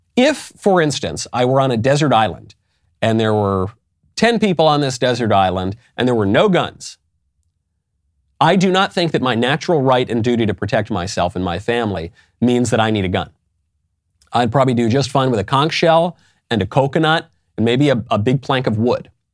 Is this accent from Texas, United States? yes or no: no; New York, United States; moved away; also born or lived in California; I come from New York. I lived in California